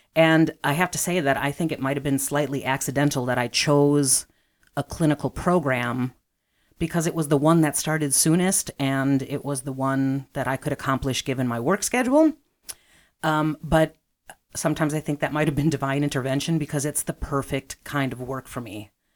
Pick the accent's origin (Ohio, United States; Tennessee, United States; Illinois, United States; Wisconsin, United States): Illinois, United States; Chicago; I am from the southeast side of Chicago, so I grew up near and, um, have lived in Chicago for most of my life.